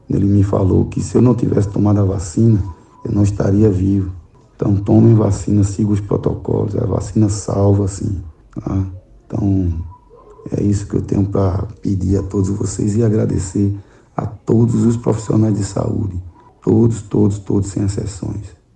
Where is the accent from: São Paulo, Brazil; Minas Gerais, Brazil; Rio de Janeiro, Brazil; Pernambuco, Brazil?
Pernambuco, Brazil; Igarassu; sou aqui de Garaçu, Pernambuco, cidade aqui a 50 quilômetros da capital Recife